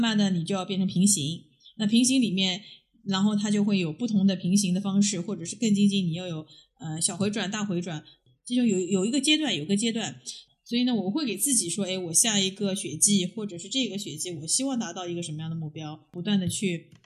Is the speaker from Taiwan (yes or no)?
no; Shanghai, China; moved away; also born or lived in United States / Europe / Beijing; 其实我是一个出生在上海的郊区的一个，一个小孩儿，呃，我是有个非常快乐的童年，因为我爷爷是个渔民。我小时候就一直在渔船上面长大